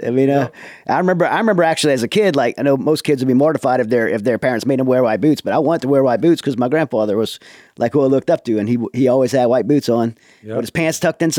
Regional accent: Raceland, Louisiana, United States; From Louisiana. I grew up in Raceland, in Thibodaux. So down in South Louisiana, Lafourche Parish, Bayou country.

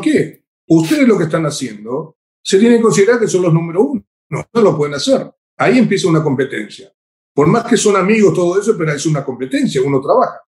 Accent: Paraguay; En mi país, acá en Paraguay

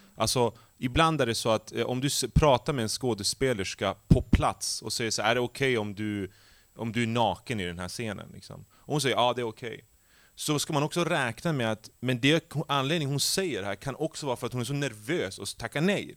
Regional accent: Skellefteå, Västerbotten County, Sweden; moved away as an adult; jag är ju uppvuxen i Skellefteå

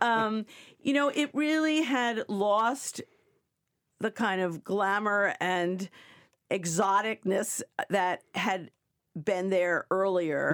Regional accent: New York, United States; moved away; I was coming from New York and, uh, where, you know, we have streets and avenues

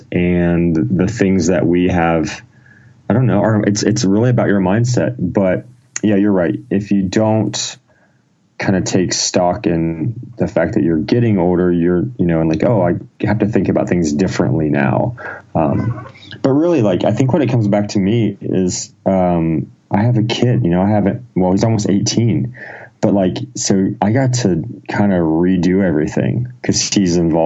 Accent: Ohio, United States; born or raised there

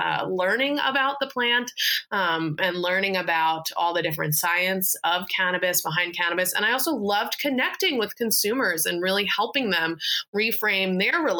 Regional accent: New York, United States; moved away as an adult; now in Portland, United States; moved back home to New York for the summer because I'm from New York

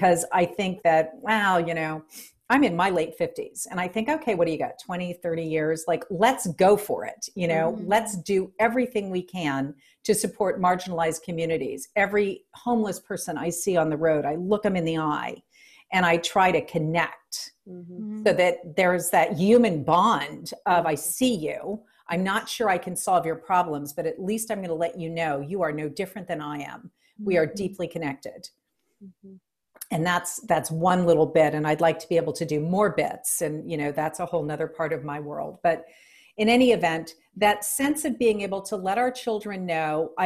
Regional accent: New Orleans, Louisiana, United States; born or raised there

